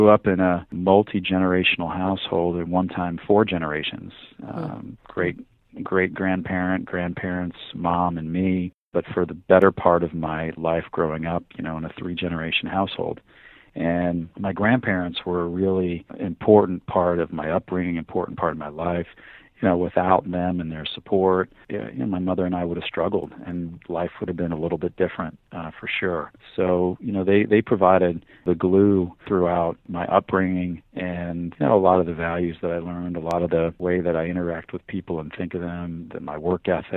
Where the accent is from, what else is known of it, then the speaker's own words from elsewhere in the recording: Miami, Florida, United States; also born or lived in New York; I grew up in Miami from the time I was a year old and went to elementary school, high school, junior high school in South Florida